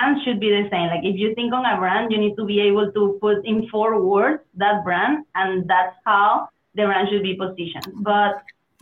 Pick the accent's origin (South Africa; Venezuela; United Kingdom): Venezuela; English is a second language; moved away as an adult; also born or lived in Germany / Mexico / Spain / United States; I'm originally from Venezuela